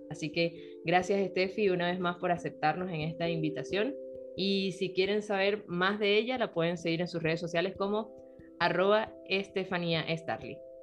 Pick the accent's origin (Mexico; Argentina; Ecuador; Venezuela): Venezuela; now in Chile; Rol y yo somos venezolanas